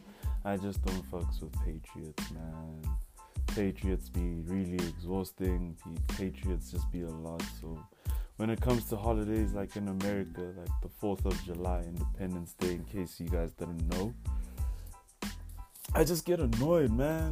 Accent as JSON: {"language": "English", "town": "Pretoria", "region": "Gauteng", "country": "South Africa", "said": "I hail from Pretoria, the east side"}